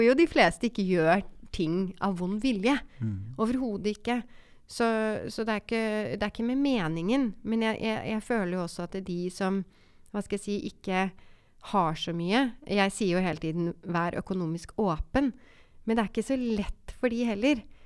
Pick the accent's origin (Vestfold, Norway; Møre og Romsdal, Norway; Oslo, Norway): Oslo, Norway; Jeg vokste opp eh, på Romsås